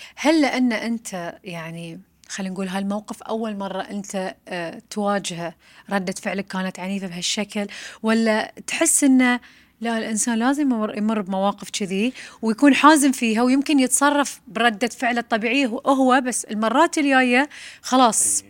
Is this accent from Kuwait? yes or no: no; Bahrain; احنا كبحرينيين